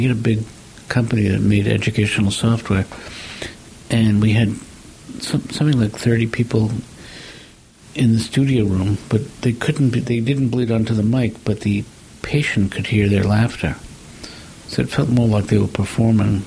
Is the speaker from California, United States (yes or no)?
no; New York, United States; I'm a New Yorker